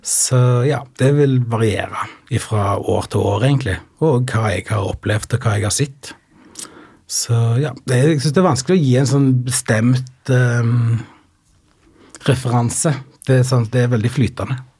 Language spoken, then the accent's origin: Norwegian; Sand, Rogaland, Norway; moved away as an adult; also born or lived in Stavanger; now in Oslo, Norway; Jeg kommer ifra Rogaland, en liten plass som heter Sand, som ligger langt inne i bygda. Og der bodde jeg fram til jeg var 15.